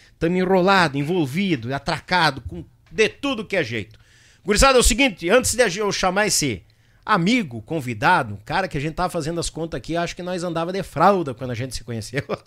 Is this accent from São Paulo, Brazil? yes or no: no; São Leopoldo, Rio Grande do Sul, Brazil; na cidade de São Leopoldo, minha terrinha onde eu nasci, fui parido lá no Hospital Centenário.